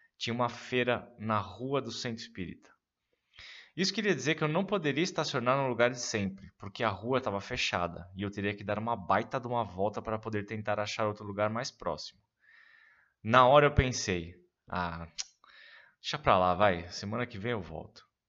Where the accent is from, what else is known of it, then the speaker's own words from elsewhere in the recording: São Paulo, Brazil; no Ipiranga, bairro onde cresci e morei até então